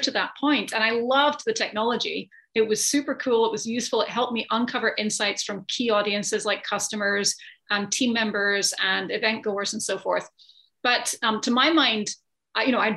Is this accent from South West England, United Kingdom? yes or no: no; Scotland, United Kingdom; moved away as an adult; now in United States; I grew up in Scotland. I've been in the States for 20 years